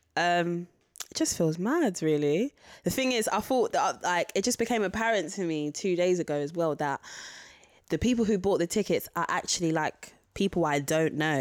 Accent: London, United Kingdom; it's about where I'm from. It's about Catford.

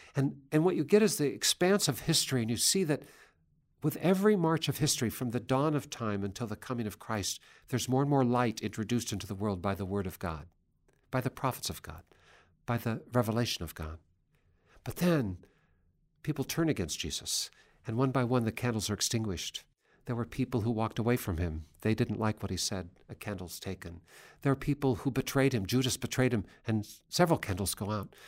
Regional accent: Seattle, Washington, United States; my hometown of Seattle

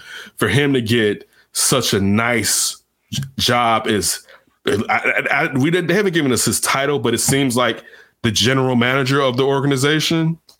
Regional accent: Chicago, Illinois, United States; I love my hometown Chicago teams

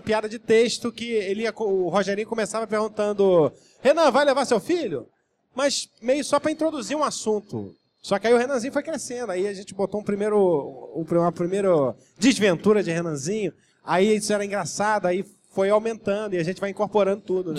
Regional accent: Rio de Janeiro, Brazil; Eu sou de Jacarepaguá e eu morava na Boiúna que era uma, um lugar que não tinha nem asfalto

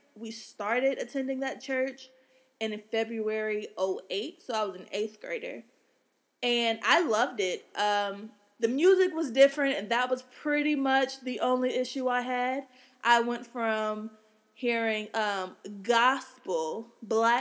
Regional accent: Atlanta, Georgia, United States; I'm from the Atlantas of Georgia's

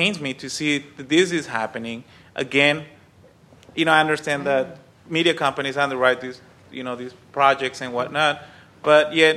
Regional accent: Sinaloa, Mexico; I'm from Sinaloa

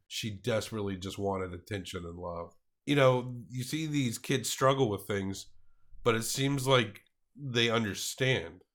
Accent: the South, United States; I grew up in the South, so you kinda had a lotta old school people

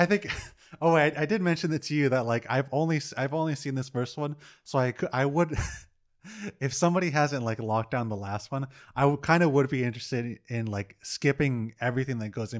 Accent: Brooklyn, New York, United States; I'm from Brooklyn.

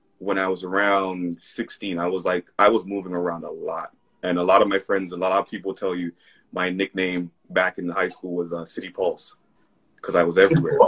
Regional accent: Jamaica; now in Canada; I'm a Jamaican first, Canadian second

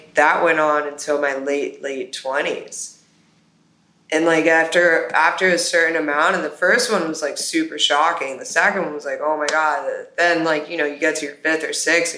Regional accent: Miami, Florida, United States; growing up in Miami

